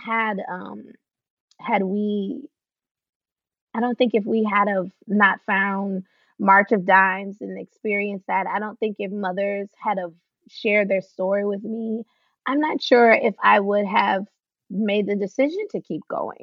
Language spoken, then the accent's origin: English; the South, United States; we're from the South.